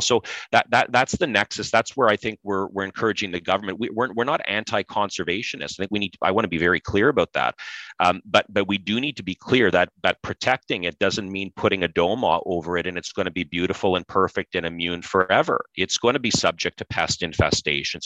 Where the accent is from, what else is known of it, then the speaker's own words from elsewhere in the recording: Pembroke, Ontario, Canada; grew up in Pembroke, Ontario.